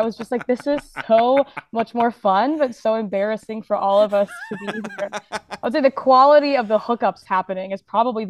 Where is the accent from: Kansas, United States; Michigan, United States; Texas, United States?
Kansas, United States; Westboro; now in Chicago, United States; No, I'm from Kansas. I don't know if I mentioned that, but yeah, I grew up in Westboro, Kansas.